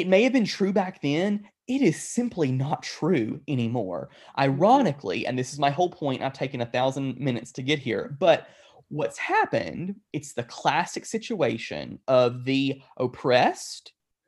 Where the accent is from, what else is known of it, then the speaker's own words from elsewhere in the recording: United States; We as Christians, particularly Western American Christians